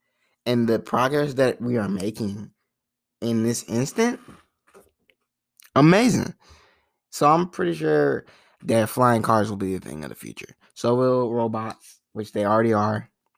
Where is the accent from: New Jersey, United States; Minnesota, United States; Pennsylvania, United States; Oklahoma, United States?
Pennsylvania, United States; Philadelphia; born there; Like, I was born in Philly bus. I don't know the... I don't know the name of the bus.